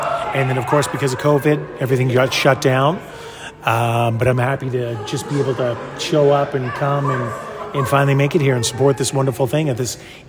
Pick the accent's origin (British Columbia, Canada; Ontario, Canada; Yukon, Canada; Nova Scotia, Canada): Yukon, Canada; I'm from the Yukon Territory, White River First Nation.